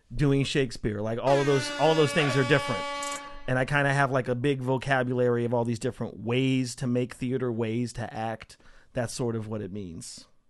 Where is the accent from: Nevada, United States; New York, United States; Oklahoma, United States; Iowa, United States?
Nevada, United States; Las Vegas; also born or lived in Portales, New Mexico; I grew up in a town called Las Vegas, Nevada